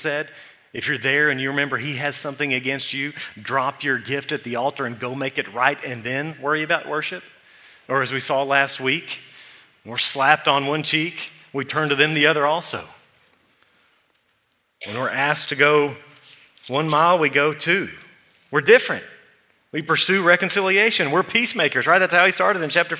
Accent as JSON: {"language": "English", "town": "Eula", "region": "Texas", "country": "United States", "said": "So I'm from Eula."}